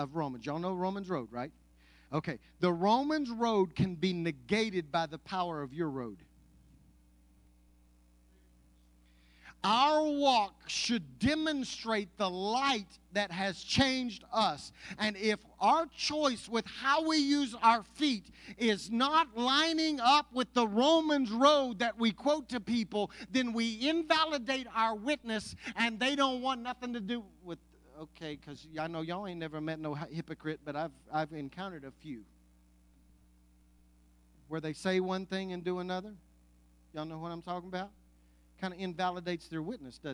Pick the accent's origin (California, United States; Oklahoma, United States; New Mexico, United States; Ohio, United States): Oklahoma, United States; Anadarko; I grew up in Anadarko, Oklahoma, and attended church in Apache, Oklahoma